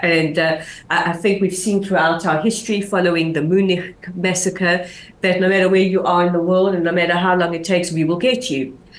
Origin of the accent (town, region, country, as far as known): Israel